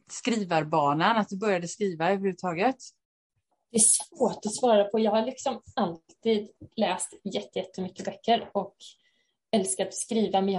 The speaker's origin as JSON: {"language": "Swedish", "town": "Haverdal", "region": "Halland County", "country": "Sweden", "said": "jag är författare från Haverdal utanför Halmstad"}